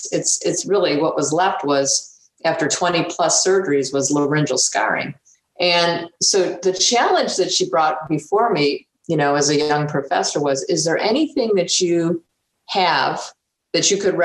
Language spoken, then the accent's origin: English; Buffalo, New York, United States; moved away as an adult; graduating with my PhD from the University of Buffalo, as you say. And that was my hometown where I was born and raised